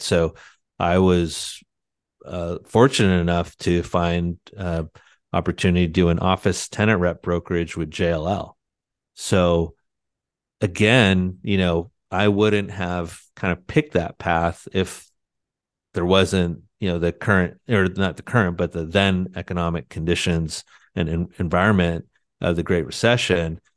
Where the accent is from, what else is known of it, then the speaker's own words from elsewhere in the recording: San Diego, California, United States; moved away as an adult; also born or lived in Annapolis, Maryland; Loved growing up in San Diego.